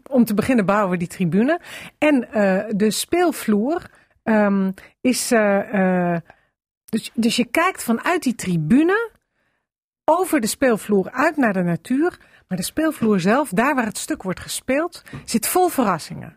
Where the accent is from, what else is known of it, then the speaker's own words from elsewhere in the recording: Amsterdam, North Holland, Netherlands; ik kom uit Amsterdam